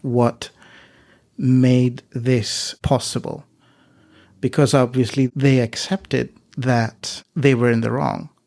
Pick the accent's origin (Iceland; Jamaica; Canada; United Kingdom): Iceland; now in Greece; I live, uh, in Greece, but I'm originally from Iceland.